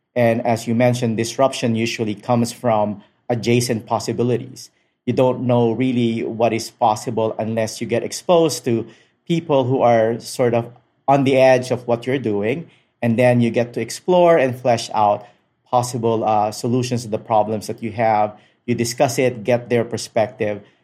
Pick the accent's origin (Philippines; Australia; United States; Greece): Philippines; Manila, Metro Manila; moved away as an adult; I was born and raised in Manila, Philippines